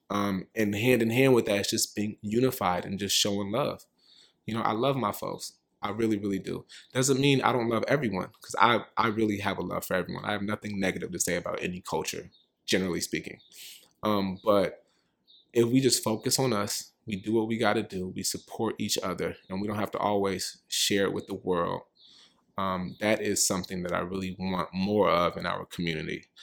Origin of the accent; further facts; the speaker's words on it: Richmond, California, United States; now in New York, United States; I'm from Richmond, California.